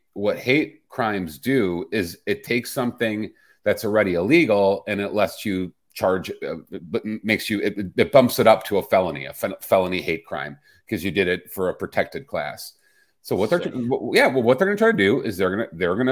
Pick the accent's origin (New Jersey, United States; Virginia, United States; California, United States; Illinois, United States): Illinois, United States; Chicago; I grew up in Chicago as a little boy with black athletes on my walls